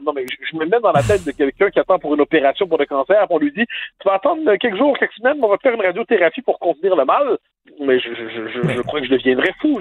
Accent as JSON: {"language": "French", "region": "Quebec", "country": "Canada", "moved": "yes", "lives_now": "France", "said": "je, suis en France, je suis un Québécois, hein. donc j'ai tous nos hmm. codes culturels"}